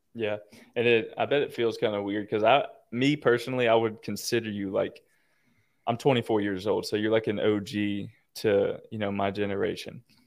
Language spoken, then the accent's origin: English; Florida, United States; I'm from Florida